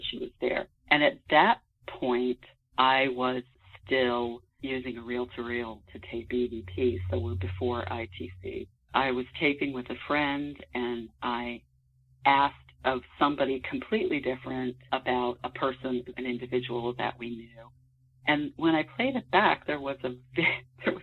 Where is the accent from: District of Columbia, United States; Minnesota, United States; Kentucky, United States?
District of Columbia, United States; Washington; I grew up actually in the Washington, D.C. area, suburban Washington, D.C.